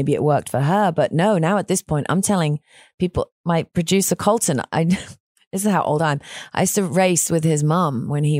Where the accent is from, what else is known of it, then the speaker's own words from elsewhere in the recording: England, United Kingdom; now in Texas, United States; I'm from England